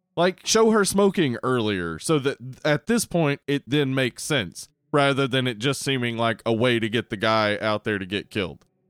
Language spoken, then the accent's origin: English; the South, United States; we grew up in the South.